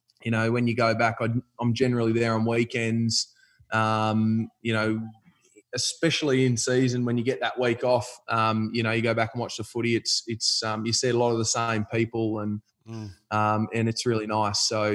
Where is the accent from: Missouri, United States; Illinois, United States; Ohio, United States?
Ohio, United States; Findlay; I reckon when you come from the country, you get you're pretty fond of where you grew up and where I grew up, Findlay, which you've got family ties to.